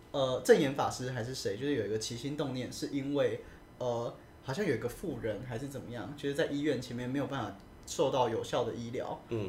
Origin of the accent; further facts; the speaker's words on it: Taiwan; 我们都是台湾人